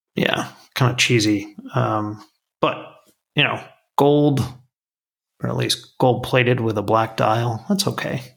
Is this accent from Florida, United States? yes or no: yes; South Florida, United States; growing up in South Florida